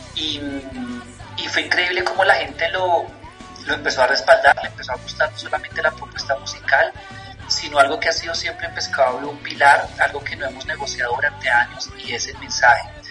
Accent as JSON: {"language": "Spanish", "region": "Bogotá", "country": "Colombia", "said": "como bogotanos somos influenciados por el rock que llegaba de afuera"}